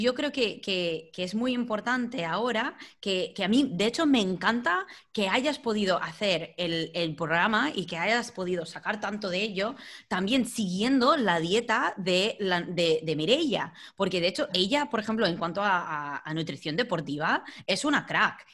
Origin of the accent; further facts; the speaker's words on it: United States; Spanish is a second language; now in Spain; soy estadounidense